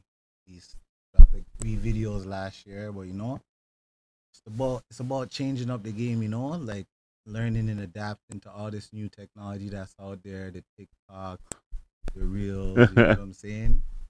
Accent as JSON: {"language": "English", "town": "Toronto", "region": "Ontario", "country": "Canada", "said": "I'm from Scarborough."}